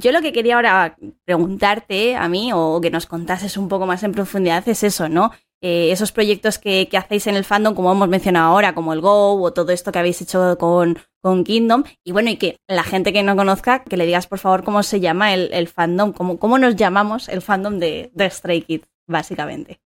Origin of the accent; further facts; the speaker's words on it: Madrid, Community of Madrid, Spain; soy de Madrid